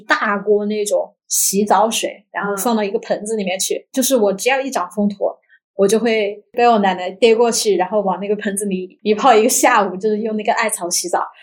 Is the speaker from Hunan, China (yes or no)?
yes; Hunan, China; 因为我湖南人嘛